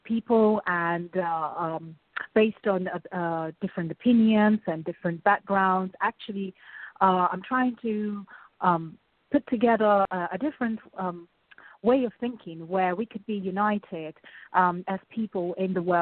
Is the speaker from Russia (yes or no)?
yes; Russia; moved away; I was growing up in Russia at school